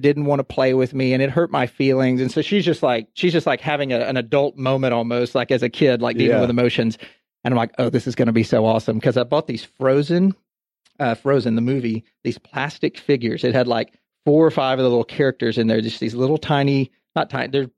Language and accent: English; Texas, United States; also born or lived in Houston / Dallas; I'm from Texas. I've lived in Texas, went to school in Texas